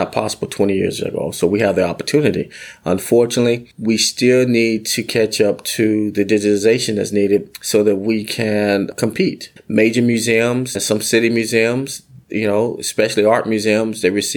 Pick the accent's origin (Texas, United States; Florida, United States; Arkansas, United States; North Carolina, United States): Arkansas, United States; I'm from Arkansas